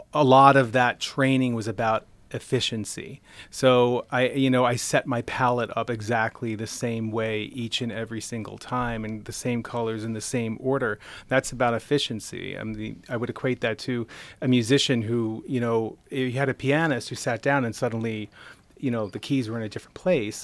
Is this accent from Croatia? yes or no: no; Nassau-Queens border, Long Island, New York, United States; moved away as an adult; now in Rochester, United States; I grew up right outside New York City. on the Nassau Queens border of Long Island and moved up here about thirteen years ago.